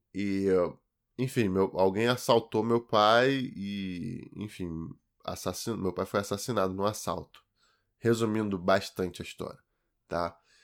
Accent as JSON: {"language": "Portuguese", "town": "Duque de Caxias", "region": "Rio de Janeiro", "country": "Brazil", "tie": "born or raised there", "said": "E fui criado, cara, até meus 9 anos de idade em Duque de Caxias"}